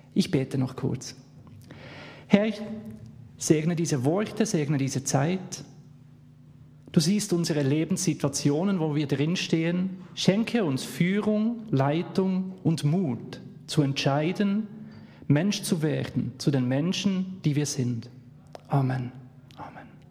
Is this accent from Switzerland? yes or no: yes; Bern, Switzerland; accent: Swiss; Ich komme aus der Schweiz, man hört es